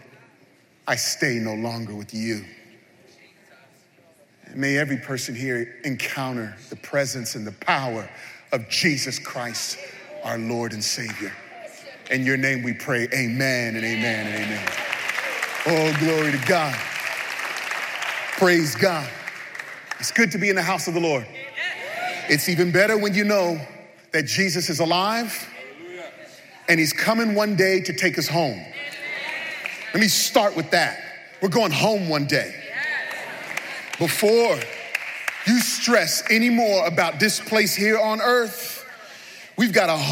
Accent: New York City, New York, United States; we're from New York City.

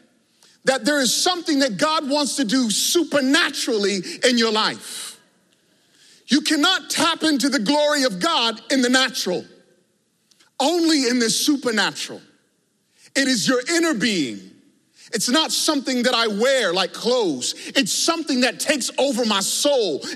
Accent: Virginia, United States; growing up in Virginia

